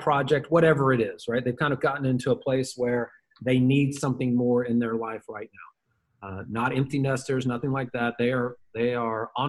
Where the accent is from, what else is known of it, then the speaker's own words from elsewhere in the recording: Memphis, Tennessee, United States; I am a redneck from Memphis, Tennessee